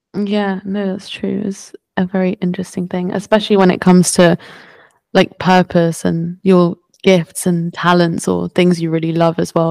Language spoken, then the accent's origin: English; France; I was born in France